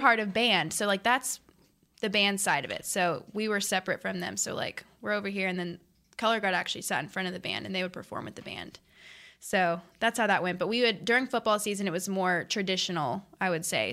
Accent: North Richland Hills, Texas, United States; I'm a Dallas girl. So I grew up here my whole life

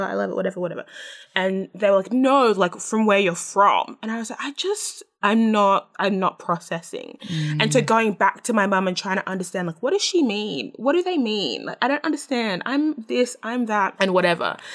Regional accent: Australia; I'm Australian. That's what I know.

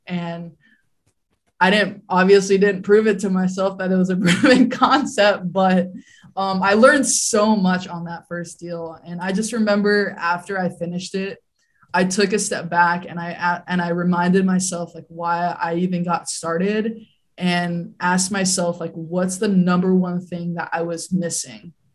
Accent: Hawaii, United States; I grew up in Hawaii.

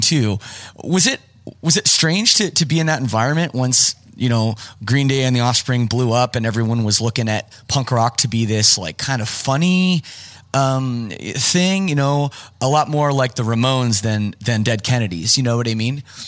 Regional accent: Canada; I'm from Canada

